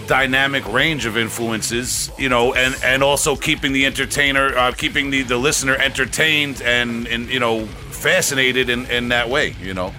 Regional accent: Long Island, New York, United States; We're from Long, I- Long Island

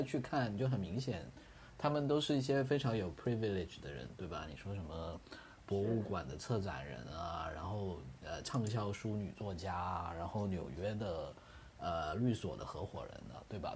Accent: Guangdong, China; 我也做一个广东人，我也经常被北方人觉得很exotic啊

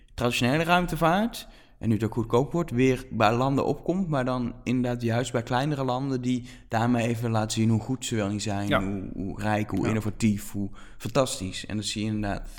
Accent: Netherlands; ook als Nederlanders

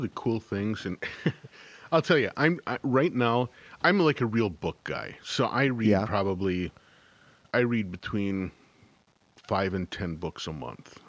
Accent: Midwest, United States; moved away as an adult; now in Northfield, United States; both my wife and I grew up in the Midwest

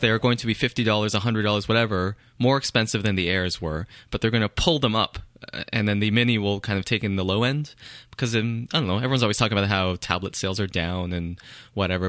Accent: Canada; I am Canadian

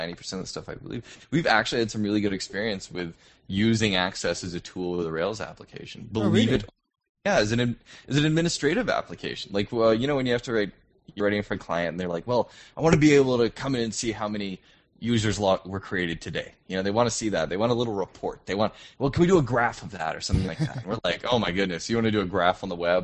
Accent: United States; moved away as an adult; now in Toronto, Canada; I'm an American who's stuck up in the cold

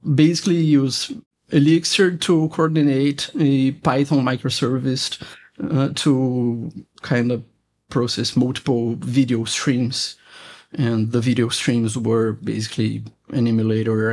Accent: Brazil; I'm from Brazil

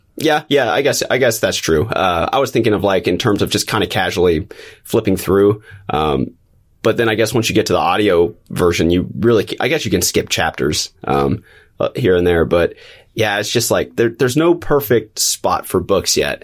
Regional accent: Springfield, Missouri, United States; I've been in Missouri, Southwest Missouri, since, since kindergarten

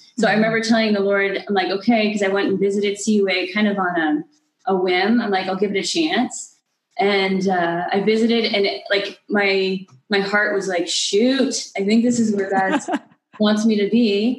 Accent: Maine, United States; originally from Maine. I grew up in the sticks, they call it.

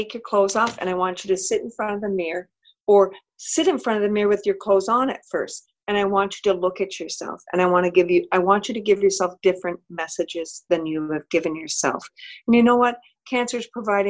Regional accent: Midwest, United States; also born or lived in Oregon; I'm a Midwesterner

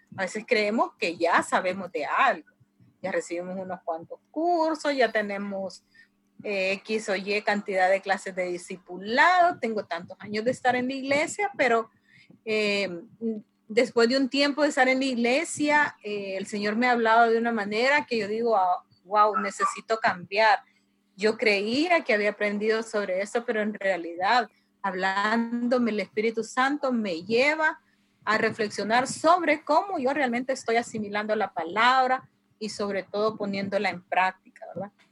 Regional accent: La Ceiba, Atlántida, Honduras; de La Ceiba, Honduras

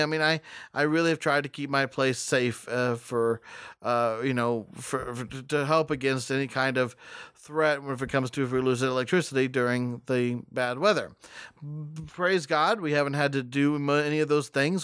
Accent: West Texas, United States; I was born in West Texas

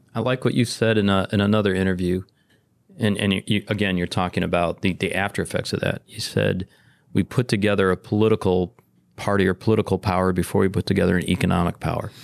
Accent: Detroit, Michigan, United States; I grew up in Detroit

